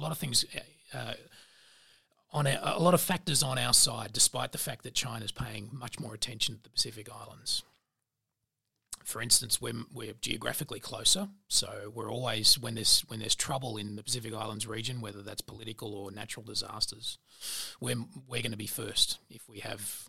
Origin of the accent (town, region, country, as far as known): Australia